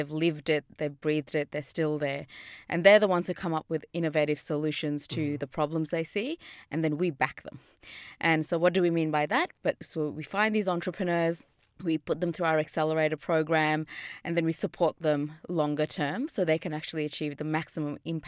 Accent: India; now in Australia; You know, I'm from India, and my parents are from really poor part of India. So I've seen poverty from the day I was born.

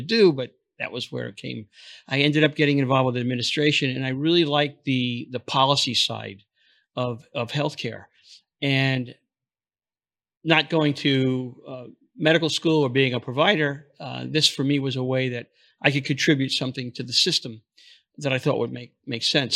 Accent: New York City, New York, United States; moved away; also born or lived in Florida; I'm from New York originally, Brooklyn

